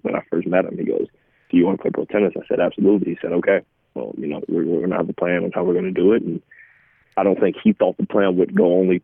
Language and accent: English; Atlanta, Georgia, United States; growing up in Atlanta